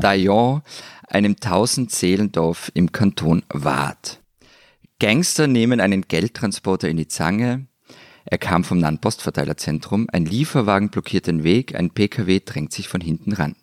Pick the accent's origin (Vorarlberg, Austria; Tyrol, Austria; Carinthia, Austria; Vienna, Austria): Tyrol, Austria; wir wären natürlich nicht in Tirol